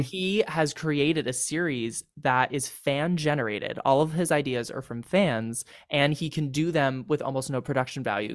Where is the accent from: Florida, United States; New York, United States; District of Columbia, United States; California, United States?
California, United States; I'm from California